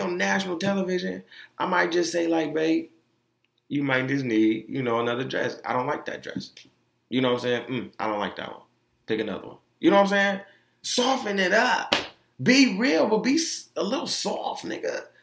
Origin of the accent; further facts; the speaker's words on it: Orlando, Florida, United States; Being that I am from Orlando, like that's all they played when I was on Mercy Drive.